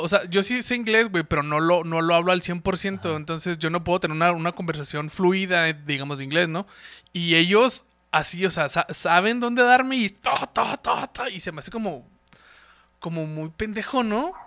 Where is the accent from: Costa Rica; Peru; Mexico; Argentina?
Mexico; also born or lived in Ciudad Juárez, Chihuahua; nosotros los mexicanos